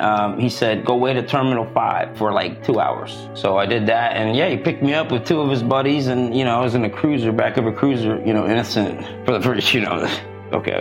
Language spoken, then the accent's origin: English; South Africa; also born or lived in Florida; now in California, United States; I'm South African. I came to Florida.